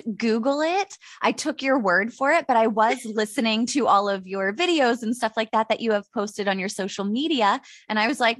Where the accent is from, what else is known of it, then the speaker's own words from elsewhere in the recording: Pittsburgh, Pennsylvania, United States; I'm 39 years old. I'm from Pittsburgh.